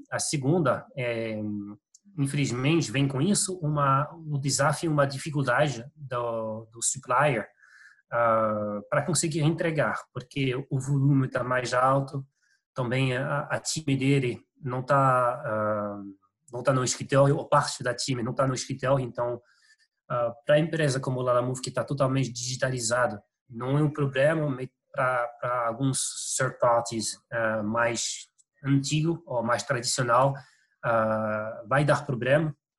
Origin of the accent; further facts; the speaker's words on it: France; Portuguese is a second language; moved away; eu sou francês, meu português não está perfeito.